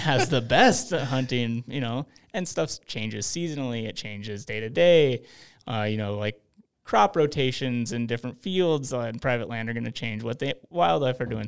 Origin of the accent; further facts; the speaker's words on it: Montana, United States; growing up in Montana